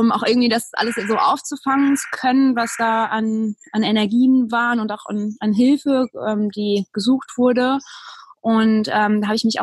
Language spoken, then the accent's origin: German; Berlin, Germany; moved away; bin aufs Land gezogen, habe äh, meine Heimatstadt Berlin verlassen